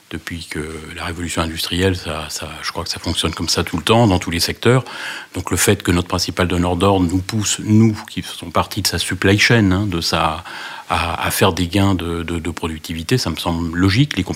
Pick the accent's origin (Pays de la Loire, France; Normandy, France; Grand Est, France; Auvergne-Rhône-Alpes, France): Pays de la Loire, France; Nantes; je suis originaire de Nantes. et euh, de Canaries Voilà, je suis né à une époque où Nantes tenait le haut du pavé